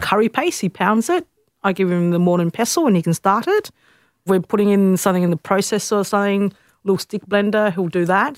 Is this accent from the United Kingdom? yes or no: no; Australia; I grew up in West End